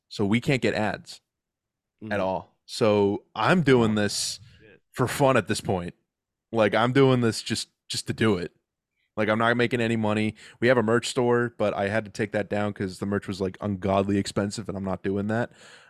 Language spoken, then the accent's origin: English; Massachusetts, United States; I'm from Massachusetts, so it's Dunkin' Donuts.